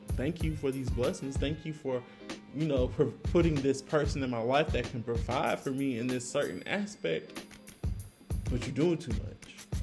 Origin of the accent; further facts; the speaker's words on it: Augusta, Georgia, United States; now in Atlanta, United States; I'm from the motherfucking 706 Augusta, Georgia